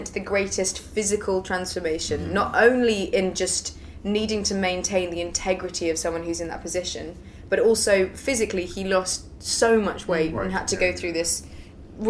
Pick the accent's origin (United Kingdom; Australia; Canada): United Kingdom; England; I'm English